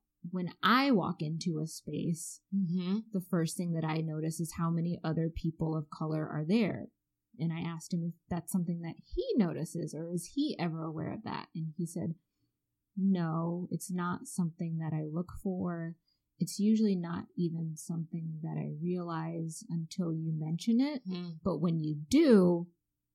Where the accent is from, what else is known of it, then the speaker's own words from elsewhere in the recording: Ann Arbor, Michigan, United States; now in Maryland, United States; I grew up in Ann Arbor, but it wasn't very diverse